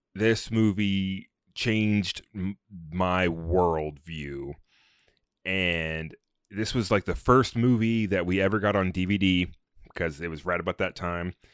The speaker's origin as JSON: {"language": "English", "country": "United States", "said": "as an American"}